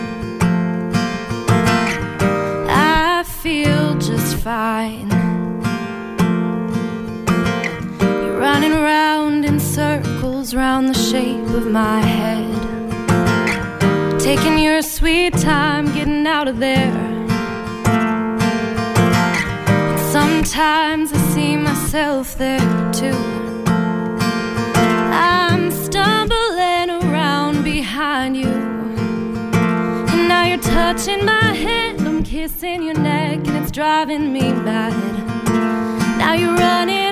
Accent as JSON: {"language": "English", "town": "Boulder", "region": "Colorado", "country": "United States", "moved": "as an adult", "lives_now": "Boston, United States", "said": "I'm from Boulder, Colorado, and I'm a student at Berklee College of Music in Back Bay, Boston"}